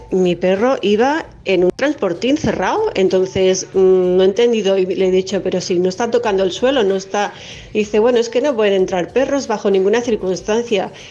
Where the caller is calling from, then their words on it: Barcelona, Catalonia, Spain; Hola, buenas tardes. … de Barcelona.